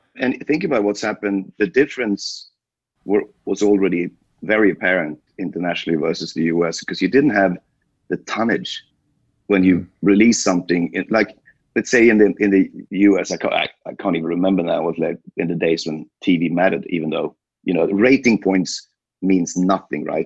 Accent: Sweden; born and raised in Sweden

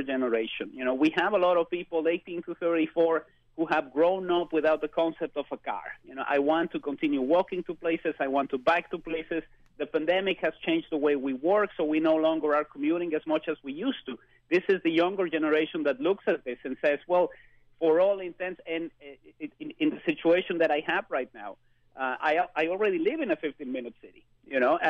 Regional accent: Mexico City, Mexico; moved away; I was born and spent most of my youth in Mexico City

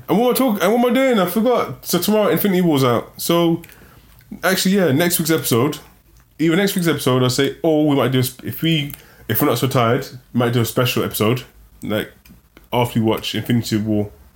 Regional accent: London, United Kingdom; growing up in London

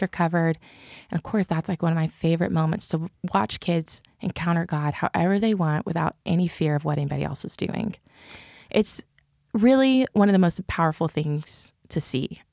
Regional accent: Cleburne, Texas, United States; accent: country; I grew up in Cleburne, Texas

